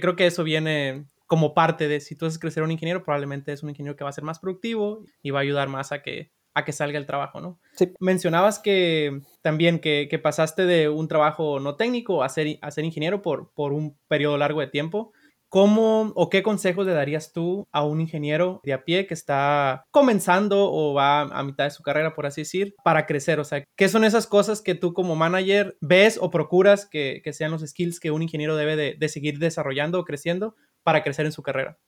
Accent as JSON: {"language": "Spanish", "region": "Sinaloa", "country": "Mexico", "said": "yo soy de Sinaloa."}